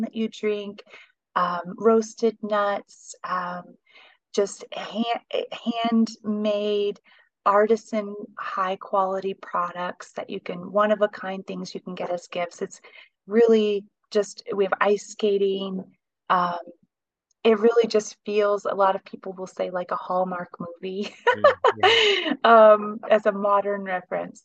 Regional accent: Yorktown, Indiana, United States; moved away as an adult; also born or lived in Claypool, Indiana / Germany; now in Carmel, United States; I was born in Claypool, Indiana, which is up in northern Indiana. And then my family moved to the Yorktown, Muncie area when I was about six or seven. And uh, grew up there

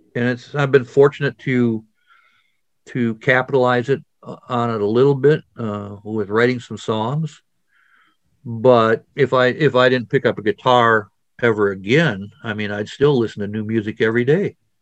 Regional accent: Wisconsin, United States; I'm from Wisconsin

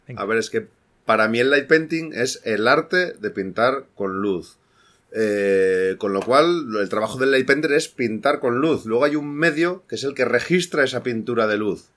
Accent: Asturias, Spain; moved away; yo soy de Asturias, soy asturiano

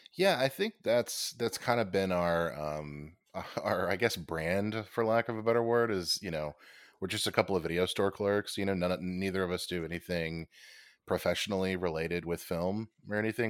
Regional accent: United States; I am an American

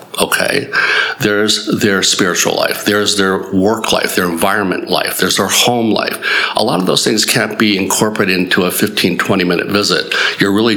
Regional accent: Southern California, United States; moved away as an adult; also born or lived in New Jersey / Baltimore / Illinois; now in Mooresville, United States; I'm just a simple country doctor from Mooresville now, but basically I grew up in Southern California.

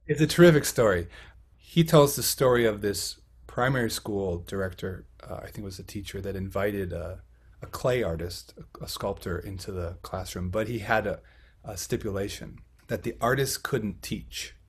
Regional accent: Buffalo, Minnesota, United States; also born or lived in Fargo-Moorhead / Illinois / Baltimore; in my hometown of buffalo minnesota

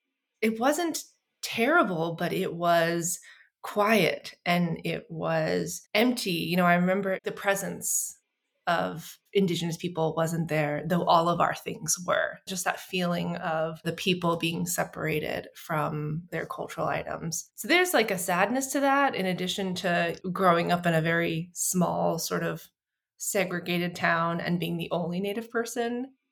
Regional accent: North Carolina, United States; also born or lived in Missouri; And I grew up in North Carolina and Missouri and kind of a whole bunch of other places. We moved around a bit.

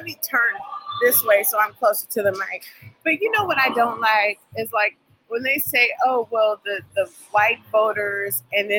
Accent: California, United States; now in Virginia, United States; I grew up in California, and there weren't too many African-Americans in that community.

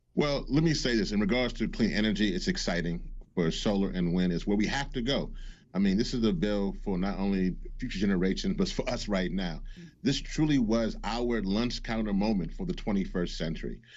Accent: Louisiana, United States; also born or lived in Washington; I am from Louisiana. I'm from the Gulf Coast

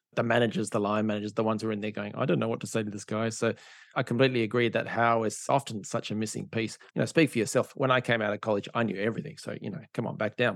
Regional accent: Perth, Western Australia, Australia; I'm from Perth in Australia, which is a, mining and oil and gas town.

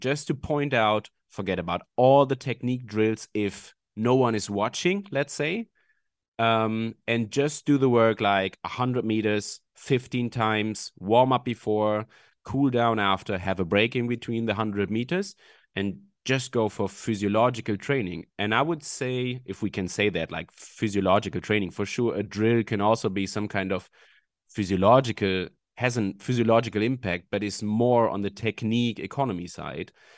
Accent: Hamburg, Germany; I'm from Hamburg in Germany

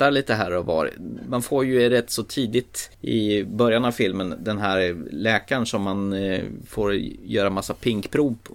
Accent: Småland, Sweden

